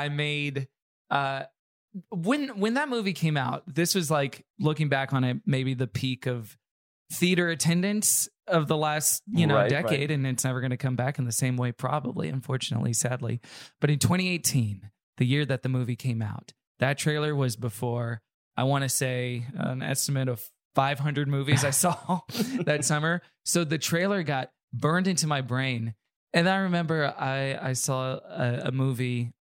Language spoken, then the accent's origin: English; Houston, Texas, United States; also born or lived in Tulsa, Oklahoma; I grew up in Houston. I was born in Tulsa, Oklahoma, but I moved to Houston when I was five. So I feel like I'm from Texas, essentially.